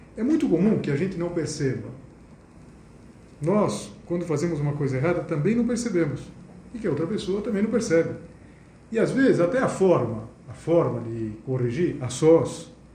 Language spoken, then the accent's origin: Portuguese; Brazil; Eu sou brasileiro